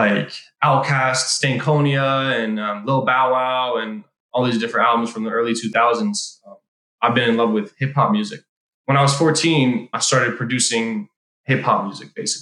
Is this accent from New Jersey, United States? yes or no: no; Iowa, United States; moved away as an adult; also born or lived in Israel; on the plane back from Israel to Iowa and then finished up high school